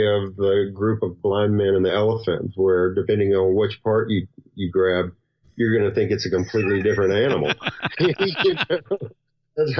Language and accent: English; the South, United States; accent: Southern; moved away; also born or lived in California / Western North Carolina / Nashville / Portland; I've got a Southern accent and I'm from the South